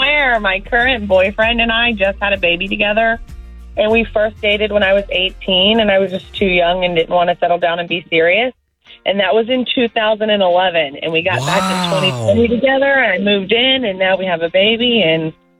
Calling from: Orlando, Florida, United States; I'm actually calling from Orlando.

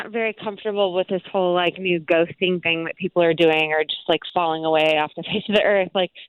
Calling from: Casselberry, Florida, United States; I'm calling from Castleberry.

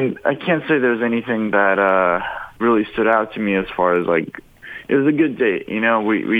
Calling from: Fairborn, Ohio, United States; I'm a truck driver over in Fairborn.

